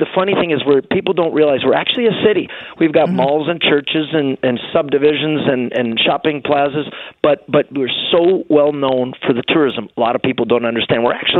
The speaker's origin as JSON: {"language": "English", "town": "Niagara Falls", "region": "Ontario", "country": "Canada", "tie": "born or raised there", "said": "where are you from? Where are you from? And I'd say Niagara Falls"}